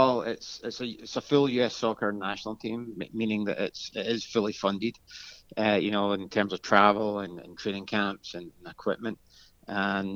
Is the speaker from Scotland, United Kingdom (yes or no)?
yes; Glasgow, Scotland, United Kingdom; moved away as an adult; now in United States; I'm not originally from the US. I'm born and bred in Glasgow, Scotland